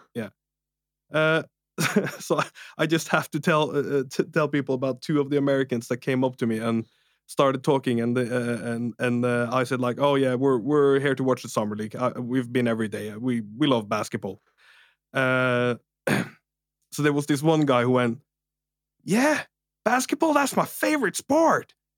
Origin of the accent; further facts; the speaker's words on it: Norway; English is a second language; I'm Norwegian as well